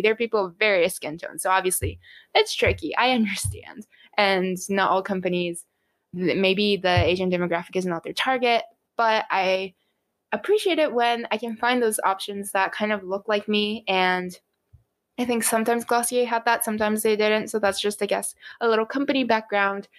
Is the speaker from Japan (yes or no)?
yes; Japan; moved away; I come from Japan